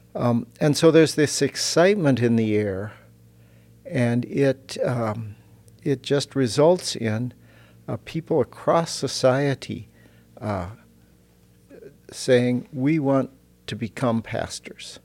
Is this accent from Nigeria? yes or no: no; Fort Dodge, Iowa, United States; moved away as an adult; now in Germany; in Fort Dodge, Iowa, like I, I grew up